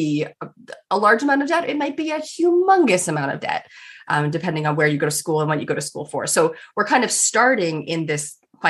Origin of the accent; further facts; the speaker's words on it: Canada; I'm a Canadian.